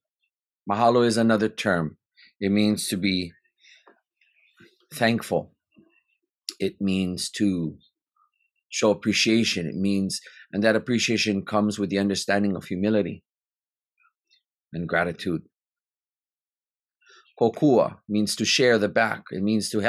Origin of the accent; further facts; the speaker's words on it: Hawaii, United States; As Kanaka, as a Hawaiian